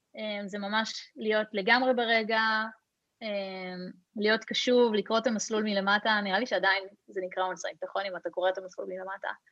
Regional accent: Hod HaSharon, Central District, Israel; כשגדלתי בהוד השרון

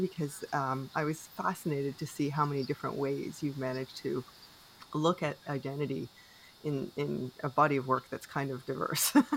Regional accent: Canada; I am unapologetically Canadian

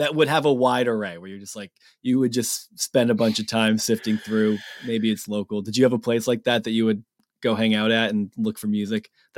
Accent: Massachusetts, United States; I'm from Massachusetts.

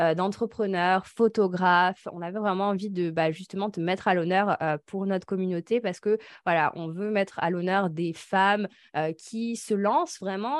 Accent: the Alps, France; Avec Laura, on vient des Alpes

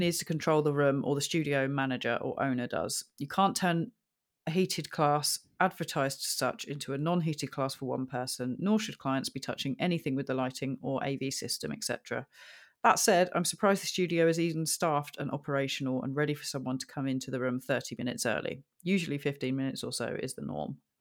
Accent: United Kingdom; I'm very British

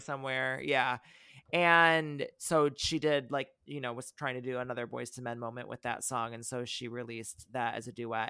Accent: near South Bend, Indiana, United States; my hometown

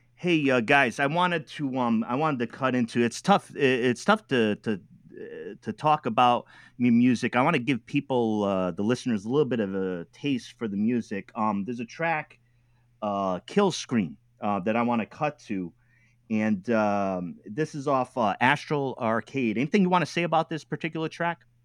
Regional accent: New England, United States; I'm from New England

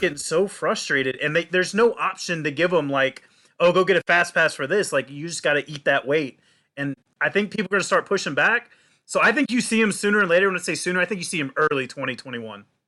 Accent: Jacksonville, Florida, United States; now in Orlando, United States; I grew up in Jacksonville, Florida, two hours north from here in Orlando

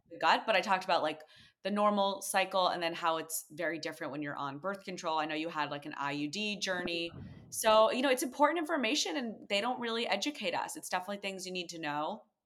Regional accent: Connecticut, United States; moved away as an adult; now in New York, United States; The one I grew up going to in Connecticut

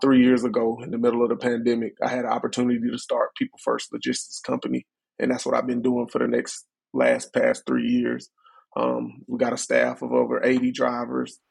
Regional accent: Chattanooga, Tennessee, United States; born and raised in Chattanooga, Tennessee

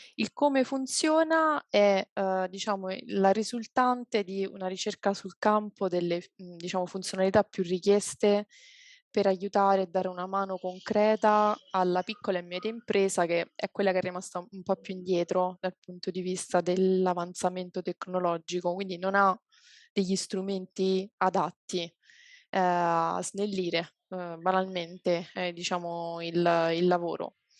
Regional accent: Abruzzo, Italy; now in Rome, Italy; io sono abruzzese, però non, non, emerge subito perché vivo a Roma

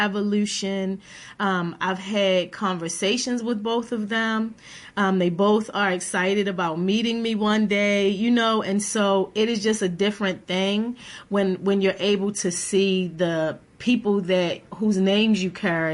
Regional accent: Baltimore, Maryland, United States; I grew up in West Baltimore in poverty in low-income housing

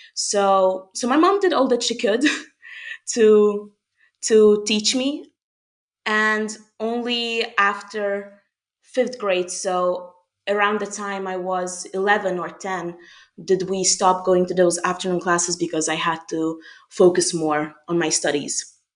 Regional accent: Budapest, Hungary; first language Hungarian; English is a second language; moved away as an adult; also born or lived in France; I was born and raised in Budapest, Hungary.

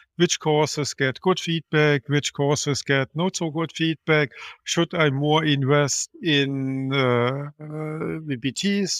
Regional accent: Germany; I'm from Germany

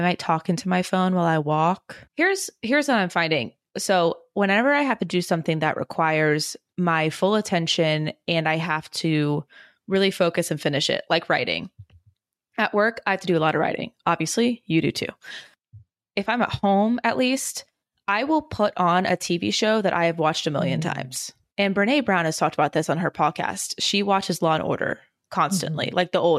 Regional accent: Germany; born there; I was born in Germany.

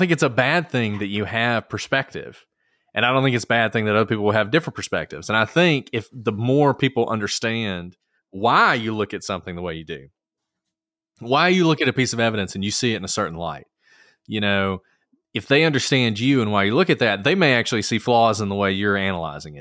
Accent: Alabama, United States; I'm from Alabama. I went to state schools my entire life until I went to Harvard

